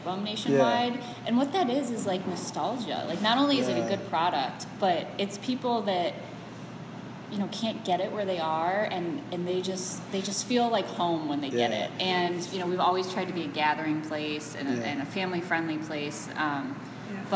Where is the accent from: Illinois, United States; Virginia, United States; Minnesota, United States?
Illinois, United States; Chicago; I grew up in Chicago, it was long before I worked there